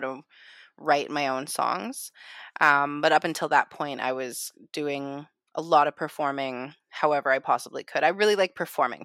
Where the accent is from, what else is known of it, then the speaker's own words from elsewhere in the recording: Calgary, Alberta, Canada; now in Vancouver, Canada; originally I am from Calgary, Alberta as well, Treaty Seven territory